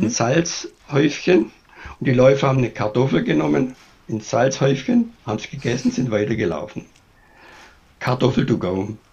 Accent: Germany; bei uns in Deutschland

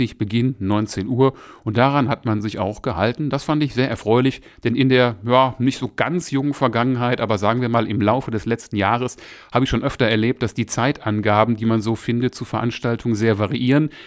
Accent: Essen, North Rhine-Westphalia, Germany; now in Moers, Germany; Essen ist, wie ich ja schon mal an anderer Stelle erwähnt habe, meine alte Heimatstadt. Und da ist man ja immer gerne mal wieder, wenn man jetzt hier so in Mörs eher, naja, ländlich wohnt.

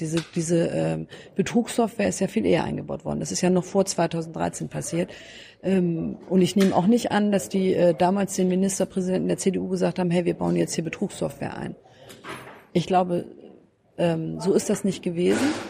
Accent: Lübeck, Schleswig-Holstein, Germany; now in Lower Saxony, Germany; Wir sind in dieses Modellwohngebiet äh, in, in Lübeck umgezogen

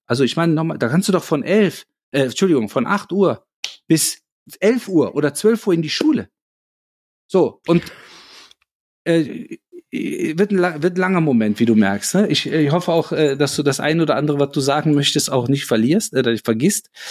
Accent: Cologne, North Rhine-Westphalia, Germany; fühle ich mich natürlich als gebürtiger Kölner als Kölner, aber auch als Deutscher

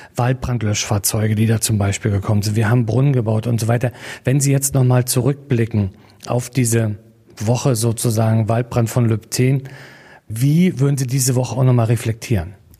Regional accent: Mecklenburg-Vorpommern, Germany; hier bei uns in Mecklenburg-Vorpommern

